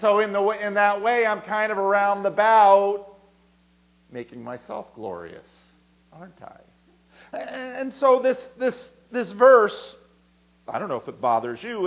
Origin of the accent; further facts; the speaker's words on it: New Jersey, United States; I grew up in New Jersey